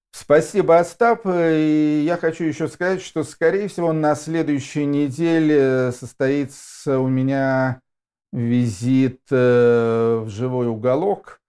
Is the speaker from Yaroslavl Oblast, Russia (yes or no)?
yes; Yaroslavl, Yaroslavl Oblast, Russia; Я тоже уроженец города Ярославля